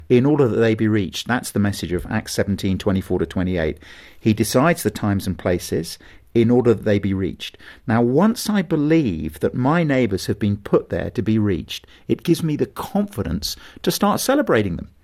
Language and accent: English; England, United Kingdom